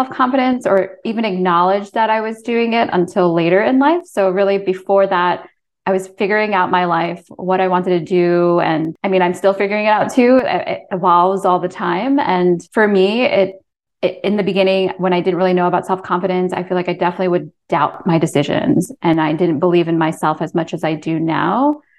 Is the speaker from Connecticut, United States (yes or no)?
no; Poughkeepsie, New York, United States; now in Monroe, United States; I'm Chinese American and I was born in the United States in a town called Poughkeepsie, New York. And then I've lived in New York City ever since. And then I I now actually moved moved out of New York City to Monroe, New York.